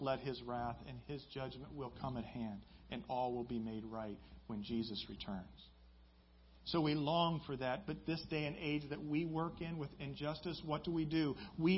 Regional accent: Midwest, United States; I grew up in the Midwest

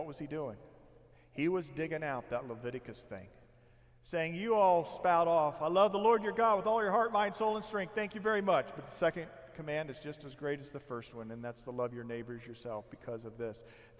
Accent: Indiana, United States; now in Temecula, United States; some of you know that my wife and I, we come from Indiana. 7 years ago, we packed up the moving van and our vehicles, and we drove here.

